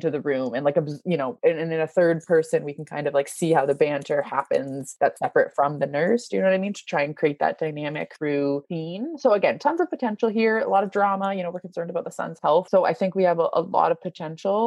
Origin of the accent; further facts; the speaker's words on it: Canada; accent: Canadian; my Canadian accent